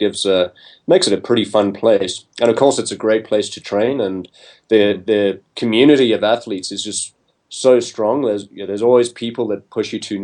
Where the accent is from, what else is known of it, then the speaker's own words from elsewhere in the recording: South Africa; moved away as an adult; also born or lived in London, United Kingdom / California, United States; now in Boulder, United States; I'm actually a South African. Mm-hmm. And so that's where I grew up.